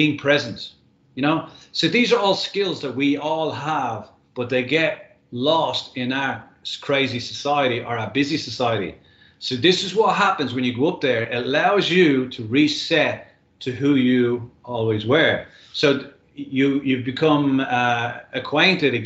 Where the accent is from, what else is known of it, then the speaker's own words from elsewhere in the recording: Dublin, Leinster, Ireland; moved away as an adult; now in Australia; when I was growing up in Dublin